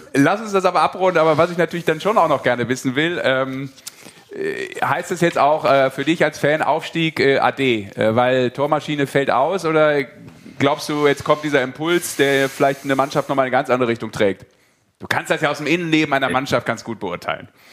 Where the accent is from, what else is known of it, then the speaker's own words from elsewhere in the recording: Rhineland, Germany; als Rheinländer